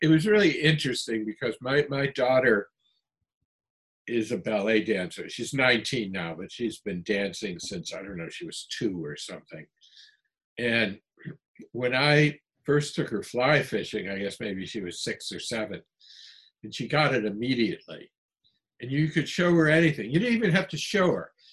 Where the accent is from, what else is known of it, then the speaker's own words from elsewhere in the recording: New England, United States; I come from New England